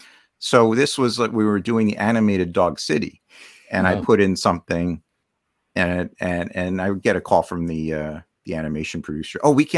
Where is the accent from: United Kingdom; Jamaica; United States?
United States; Rockaway, New Jersey; moved away as an adult; also born or lived in Bronx, New York City; I was born in New York City in the Bronx, and then I lived in Rockaway, New Jersey